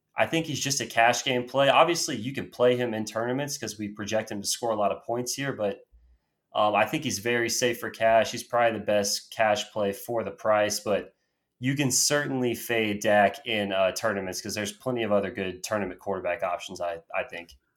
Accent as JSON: {"language": "English", "town": "Austin", "region": "Texas", "country": "United States", "said": "I'm from Austin"}